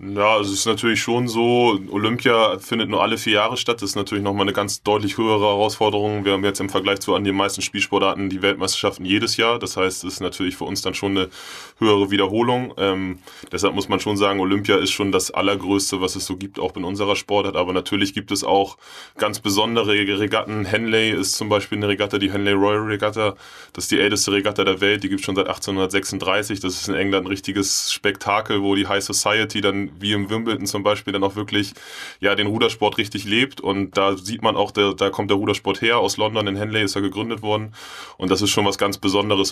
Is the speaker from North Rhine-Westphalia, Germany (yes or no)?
no; Hamburg, Germany; Bin in Bergedorf groß geworden